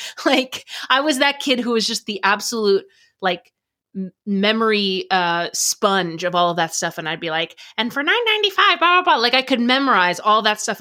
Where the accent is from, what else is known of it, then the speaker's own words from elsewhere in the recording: United States; I grew up in America.